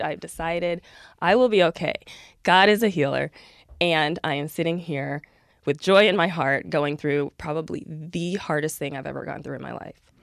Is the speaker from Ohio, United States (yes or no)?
yes; Columbus, Ohio, United States; I am from Columbus, Ohio, and went to Notre Dame